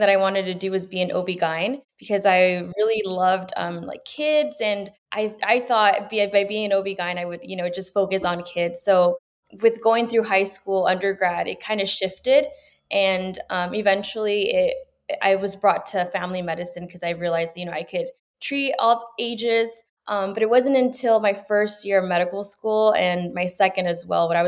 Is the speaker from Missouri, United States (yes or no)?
no; Los Banos, California, United States; born or raised there; also born or lived in Peru / Gustine, California